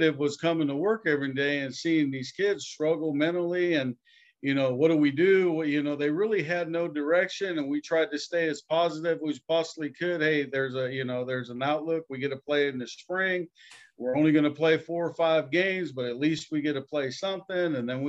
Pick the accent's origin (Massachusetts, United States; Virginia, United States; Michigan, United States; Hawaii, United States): Hawaii, United States; Growing up in the Hawaiian culture is about being happy and, you know, wasn't too much about money.